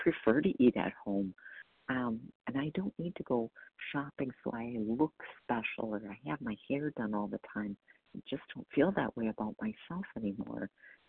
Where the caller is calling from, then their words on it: Wisconsin, United States; I'm calling from Wisconsin